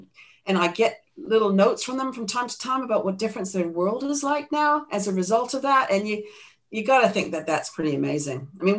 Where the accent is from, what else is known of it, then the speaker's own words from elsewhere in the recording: New Zealand; I mean, I come from New Zealand, so it's in the blood down here, as you know.